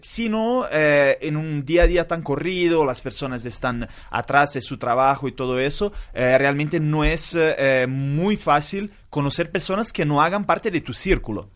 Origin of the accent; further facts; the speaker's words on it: Italy; Spanish is a second language; now in Brazil; Soy italiano y vivo en Brasil.